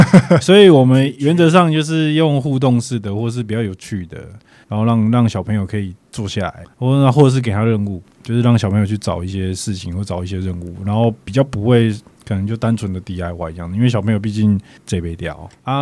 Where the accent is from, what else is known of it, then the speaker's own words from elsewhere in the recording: Yilan County, Taiwan; also born or lived in South Africa; 我们台湾人